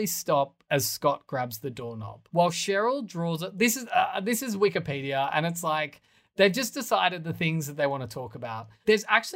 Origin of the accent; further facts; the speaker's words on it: Australia; as an Australian, I'm so used to a city being beach facing.